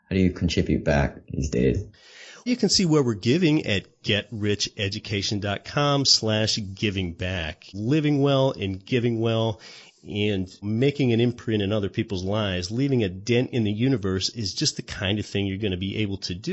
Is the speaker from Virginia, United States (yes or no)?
no; Anchorage, Alaska, United States; It's called Denali. It's over 20,000 feet tall and it's right here in my home state of Alaska and I can even see it from my home city of Anchorage